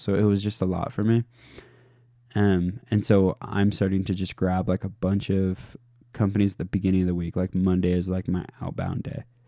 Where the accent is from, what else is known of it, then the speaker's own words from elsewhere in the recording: Alaska, United States; moved away; I'm from Alaska originally